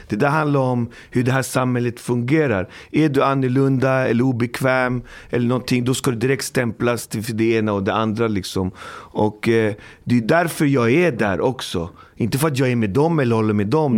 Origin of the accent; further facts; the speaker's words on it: Alby, Stockholm County, Sweden; jag kommer från Alby, uppfostrad, uppvuxen i Alby